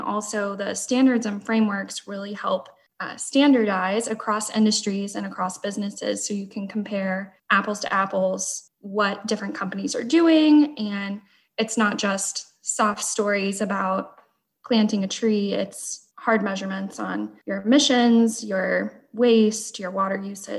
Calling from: Fort Worth, Texas, United States; I am in the Fort Worth, Texas area.

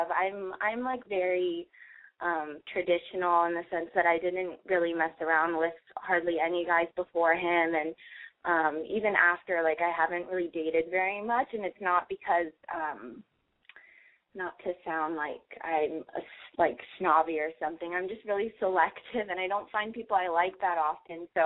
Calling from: Santa Monica, California, United States; I'm calling from Santa Monica. I'm 23.

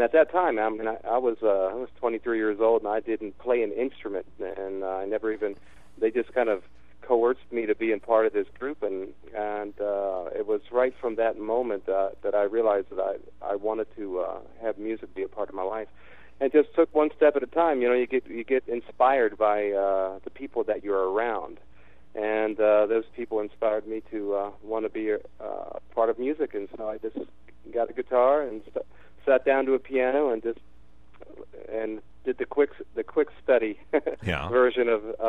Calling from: San Diego, California, United States; I'm actually calling in from San Diego.

